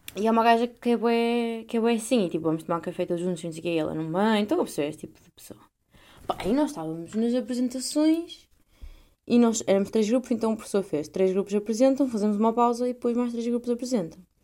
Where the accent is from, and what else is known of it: Portugal